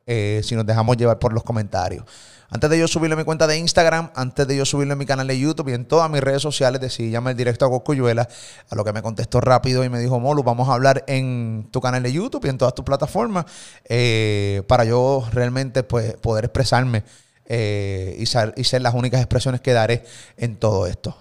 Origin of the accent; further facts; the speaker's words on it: Puerto Rico; de Puerto Rico